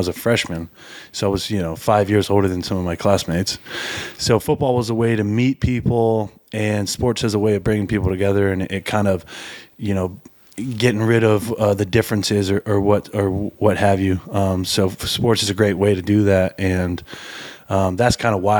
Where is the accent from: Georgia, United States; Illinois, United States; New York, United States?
Georgia, United States; Atlanta; moved away as an adult; also born or lived in Baltimore; Being in Atlanta